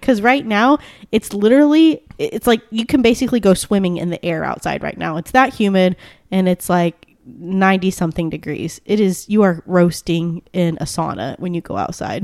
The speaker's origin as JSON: {"language": "English", "country": "United States", "said": "I'm a stupid American"}